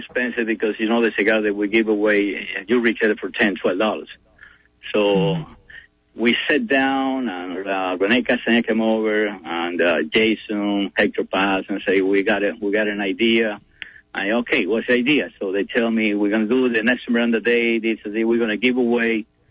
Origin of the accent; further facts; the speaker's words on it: Cuba; English is a second language; now in United States; And, you know, when I came from Cuba, I had maybe $5 in my pocket.